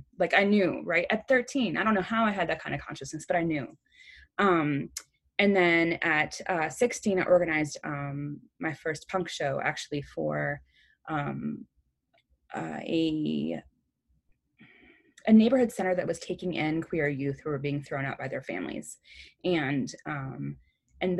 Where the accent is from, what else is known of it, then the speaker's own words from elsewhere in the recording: Chicago, Illinois, United States; I grew up, I'm originally from Chicago, Illinois, and not the suburbs. I'm originally from Humboldt Park